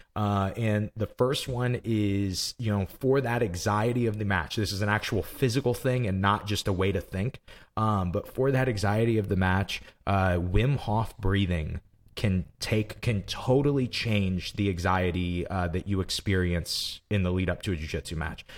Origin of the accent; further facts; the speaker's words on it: Granite City, Illinois, United States; we're from Granite City, Illinois